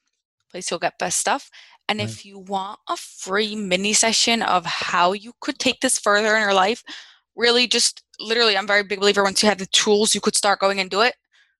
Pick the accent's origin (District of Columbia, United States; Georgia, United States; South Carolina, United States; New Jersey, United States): New Jersey, United States; also born or lived in England; Yeah, so I'm from New Jersey.